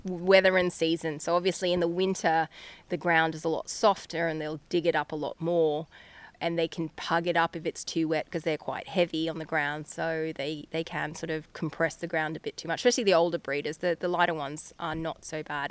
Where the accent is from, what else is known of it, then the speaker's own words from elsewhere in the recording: Queensland, Australia; now in Geeveston, Australia; we grew up in Queensland, both of us